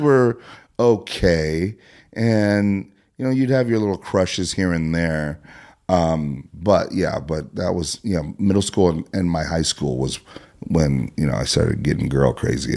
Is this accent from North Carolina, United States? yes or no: no; Prior Lake, Minnesota, United States; when I was about six or seven, we moved from Minneapolis.